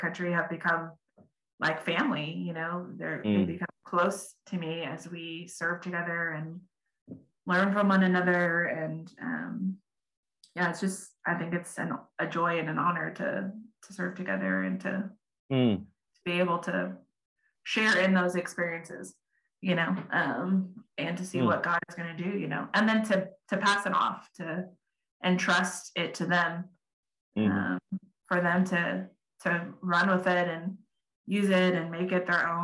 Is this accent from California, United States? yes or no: yes; Southern California, United States; moved away as an adult; also born or lived in Middle East; I grew up in Southern California